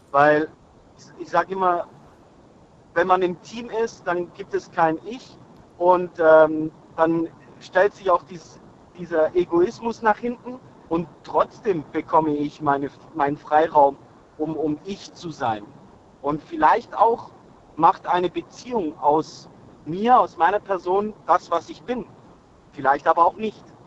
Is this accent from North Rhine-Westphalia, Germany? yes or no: no; Rottweil, Baden-Württemberg, Germany; Ich bin aus Rottweil